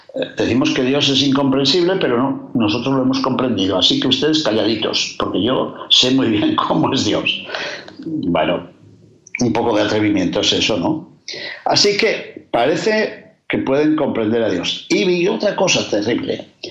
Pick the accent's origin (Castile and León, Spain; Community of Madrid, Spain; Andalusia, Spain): Castile and León, Spain; como dicen en mi tierra de León